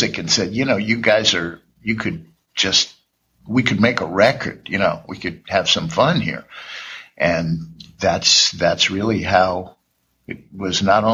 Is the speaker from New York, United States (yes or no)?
yes; New York City, New York, United States; I grew up in Greenwich Village